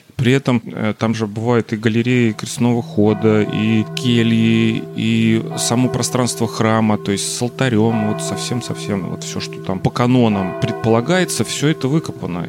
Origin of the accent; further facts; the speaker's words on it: Voronezh, Voronezh Oblast, Russia; я коренной воронежец, э, даже, можно сказать, сельский житель, живу в пригороде Воронежа